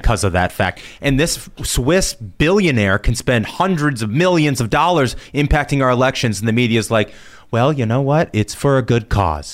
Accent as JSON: {"language": "English", "town": "Indianapolis", "region": "Indiana", "country": "United States", "moved": "yes", "said": "I'm from Indianapolis originally"}